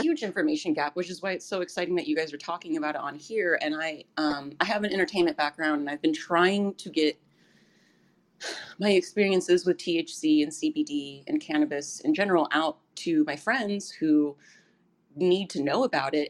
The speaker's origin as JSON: {"language": "English", "town": "Thousand Oaks", "region": "California", "country": "United States", "tie": "born or raised there", "lives_now": "Santa Monica, United States", "said": "I was born in Thousand Oaks, so I know where Ventura is"}